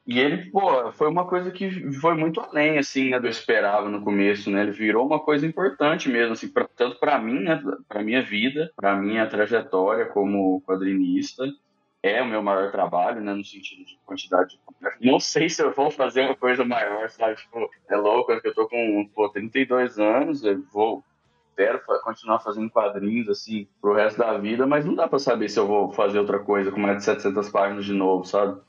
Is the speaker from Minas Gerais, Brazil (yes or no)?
yes; Uberlândia, Minas Gerais, Brazil; moved away; eu morava em Uberlândia, né, interior de Minas Gerais, que é de onde eu venho.